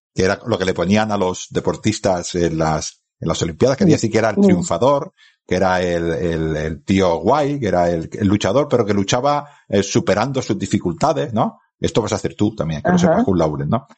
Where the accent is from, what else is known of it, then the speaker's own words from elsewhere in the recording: Spain; Yo ahora estoy en mi pueblo, que es en el sur del Ebro, y estoy viendo el Mediterráneo.